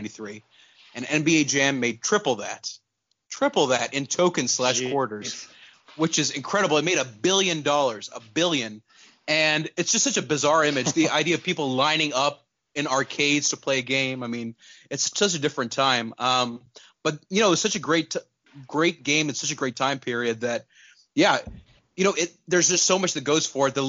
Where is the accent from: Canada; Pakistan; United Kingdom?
Pakistan; moved away; also born or lived in Texas, United States; So I was born in Texas, but I grew up in Pakistan